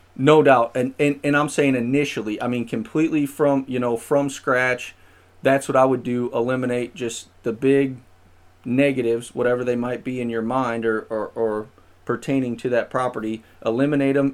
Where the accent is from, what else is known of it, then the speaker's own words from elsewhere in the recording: St. Louis, Missouri, United States; also born or lived in Springfield, Missouri; I'm originally from the Saint Louis area